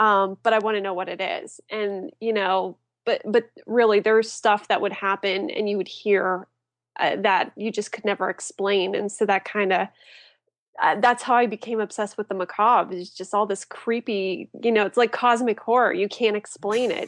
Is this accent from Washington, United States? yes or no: no; Apollo, Pennsylvania, United States; I grew up in a small town named Apollo. Um, it's about an hour east of Pittsburgh